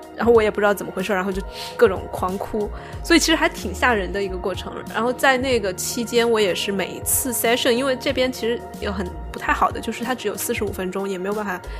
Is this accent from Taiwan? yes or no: no; Sichuan, China; accent: Sichuanese; first language Sichuanese; moved away; 我开始用四川话